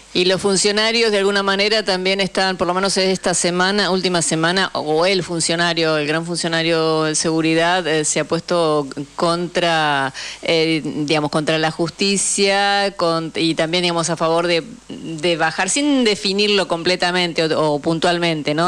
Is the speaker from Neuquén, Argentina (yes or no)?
yes; Picunches department, Neuquén, Argentina; yo nací en un eh, departamento que se denomina Picunches, en la provincia de Neuquén